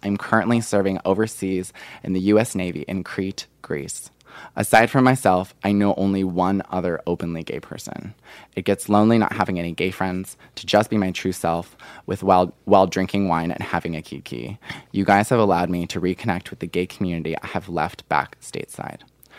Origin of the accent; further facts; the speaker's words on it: United Kingdom; I live in the United Kingdom, and I recently moved back to my hometown after living in London for over a year.